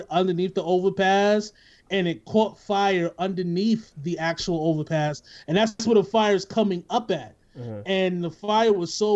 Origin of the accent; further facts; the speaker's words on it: New York City, New York, United States; I'm from the Bronx